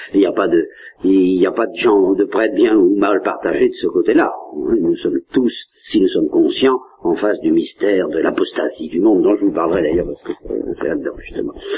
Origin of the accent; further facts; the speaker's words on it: Normandy, France; je suis normand